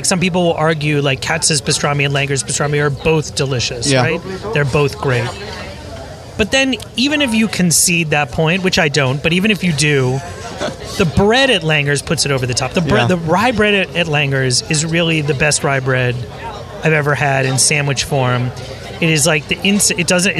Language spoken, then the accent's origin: English; Miami, Florida, United States; I grew up in Miami